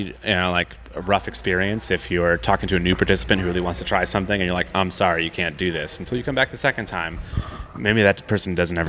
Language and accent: English; Clearwater, Florida, United States; moved away; So my hometown's actually Clearwater, which is a town, you know, right on the Gulf side of Tampa